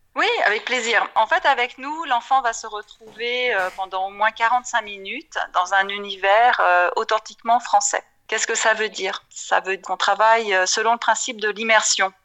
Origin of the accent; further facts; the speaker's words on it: France; moved away as an adult; also born or lived in Paris / Frankfurt / London / Germany; je suis française, j'ai grandi en France